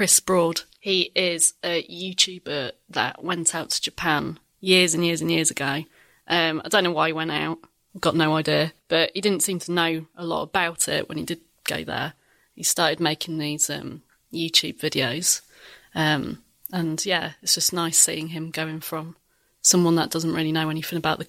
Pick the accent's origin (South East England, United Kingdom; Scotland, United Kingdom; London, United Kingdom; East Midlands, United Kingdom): East Midlands, United Kingdom; Lincolnshire; accent: Lincolnshire; my Lincolnshire accent